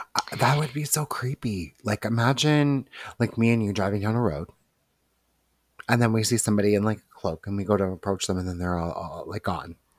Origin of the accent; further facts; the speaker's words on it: Toronto, Ontario, Canada; we are from Toronto